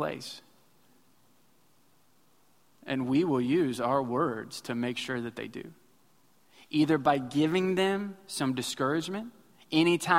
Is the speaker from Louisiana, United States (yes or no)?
no; Missouri, United States; now in Houston, United States; I grew up in Missouri